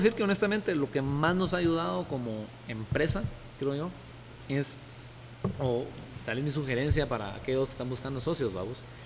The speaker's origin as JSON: {"language": "Spanish", "country": "Guatemala", "also_born_or_lived": "United States", "said": "como guatemalteco"}